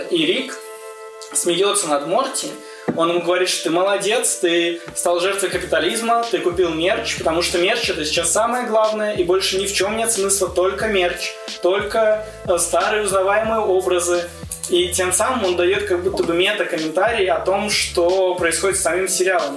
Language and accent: Russian; Saint Petersburg, Russia; born or raised there